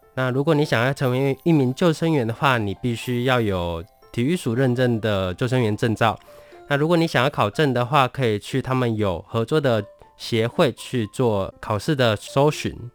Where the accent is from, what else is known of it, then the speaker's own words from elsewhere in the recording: Tainan, Taiwan; 因为我本身是台南人，我工作的地方在南科